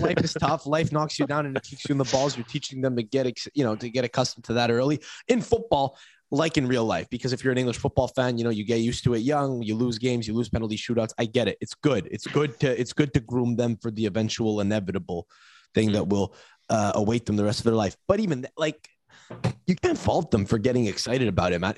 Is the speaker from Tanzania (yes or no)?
no; Canada; I say this as a Canadian